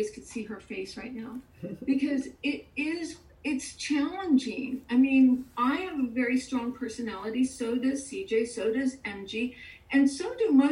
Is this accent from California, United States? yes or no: yes; California, United States; now in Houston, United States; I grew up in California